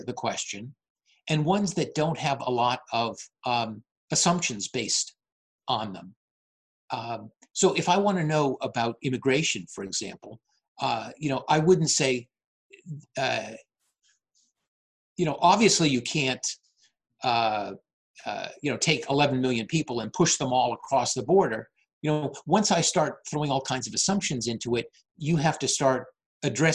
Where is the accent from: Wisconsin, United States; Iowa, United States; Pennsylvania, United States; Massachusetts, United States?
Massachusetts, United States; Natick; moved away as an adult; also born or lived in Charleston, South Carolina; now in Framingham, United States; I'm originally from Natick, and I moved back here.